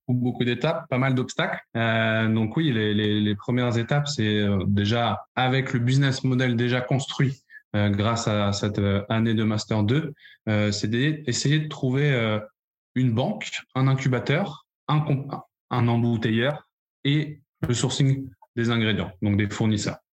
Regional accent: Paris, Île-de-France, France; moved away as an adult; now in Bordeaux, France; je suis parisien d'origine, de plus de 22 ans sur Paris

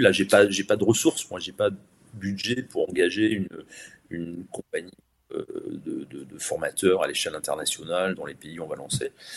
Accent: Bordeaux, Nouvelle-Aquitaine, France; Je suis originaire de Bordeaux

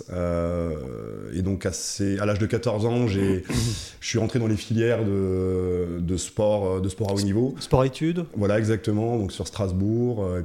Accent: Cameroon; born there; je suis né en Afrique, en Afrique centrale. Je suis né, je suis au Cameroun.

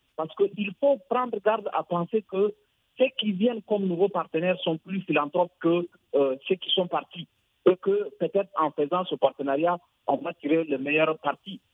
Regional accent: Niger; Je suis du Niger

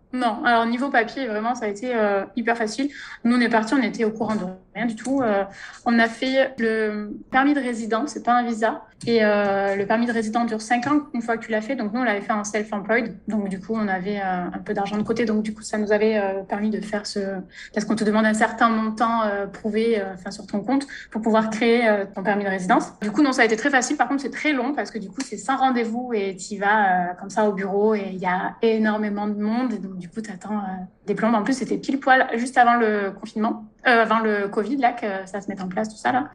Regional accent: Ardèche, Auvergne-Rhône-Alpes, France; moved away as an adult; also born or lived in Malta; now in Mauritius; je viens d'Ardèche

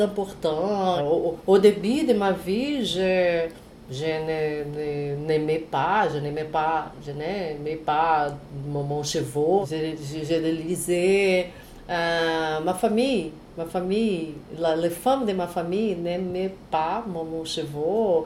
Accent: Brazil; French is a second language; also born or lived in Rio de Janeiro; Je suis brésilienne et j'habite à Rio.

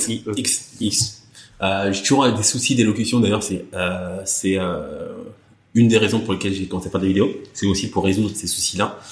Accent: Burgundy, Bourgogne-Franche-Comté, France; j'ai grandi en Bourgogne

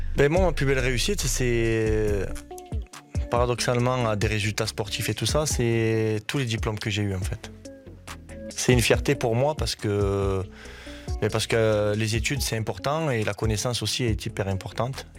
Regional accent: Uzès, Occitania, France; moved away as an adult; also born or lived in Nîmes; now in Virton, Belgium; ma, ville où j'habitais quand j'étais jeune à Uzès

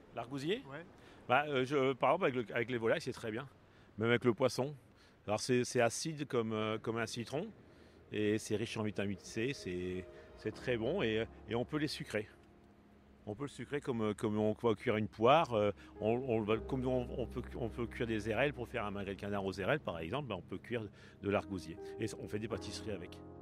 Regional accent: Arras, Hauts-de-France, France; je suis natif d'Arras.

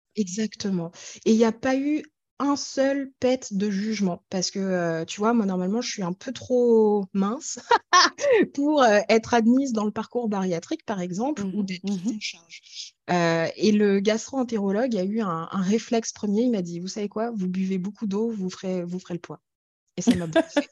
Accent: France; also born or lived in Ethiopia; j'ai grandi en France

